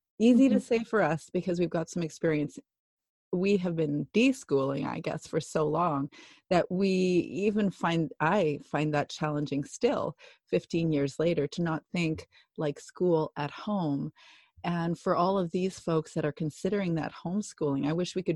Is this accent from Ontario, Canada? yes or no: no; Alberta, Canada; now in British Columbia, Canada; Alberta, where I grew up, and I'm in British Columbia